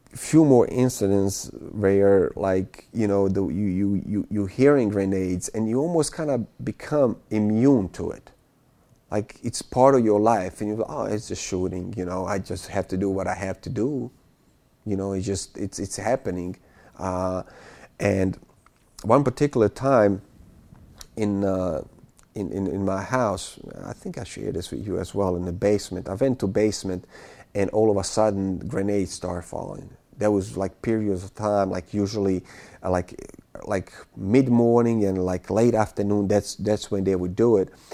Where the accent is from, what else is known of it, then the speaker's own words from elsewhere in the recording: Bosnia & Herzegovina; moved away; I'm from Bosnia